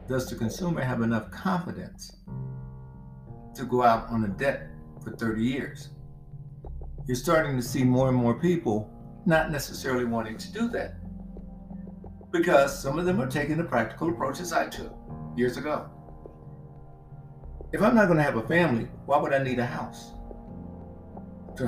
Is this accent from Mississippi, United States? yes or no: yes; Mississippi, United States; I grew up in Mississippi where they didn't have HOAs